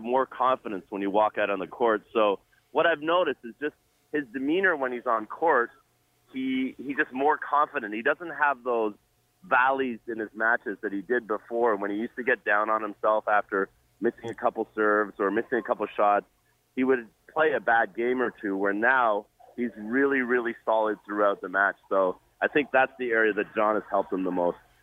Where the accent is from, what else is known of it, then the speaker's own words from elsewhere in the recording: Jamaica; now in Toronto, Canada; I'm Jamaican born, and uh, I go back to Jamaica very often.